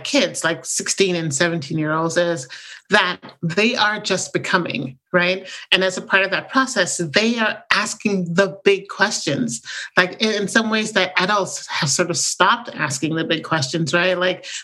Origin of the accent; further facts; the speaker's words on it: Jamaica; moved away; So I grew up in Jamaica, the island, you know, in the Caribbean.